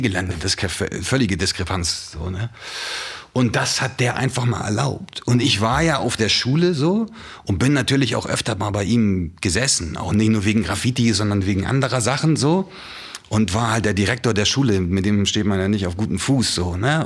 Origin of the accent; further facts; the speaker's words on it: Hamburg, Germany; Ich bin ja quasi so im Epizentrum aufgewachsen in Hamburg